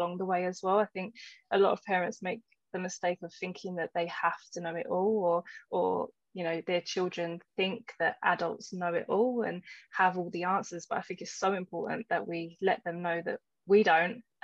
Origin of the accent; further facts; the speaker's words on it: London, United Kingdom; moved away; also born or lived in Essex; I grew up in East London and, you could probably still hear that in my voice, but then I moved to Essex at a certain point, and so accents were quite, you know, quite mixed, and I didn't pronounce certain things